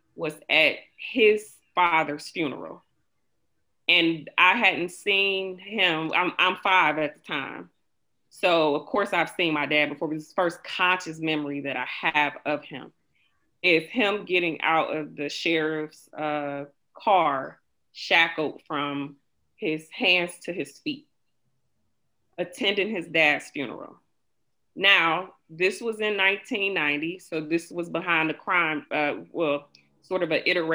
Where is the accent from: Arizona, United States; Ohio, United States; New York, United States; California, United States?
Ohio, United States; Cleveland; I grew up in the Huff community, or Huff neighborhood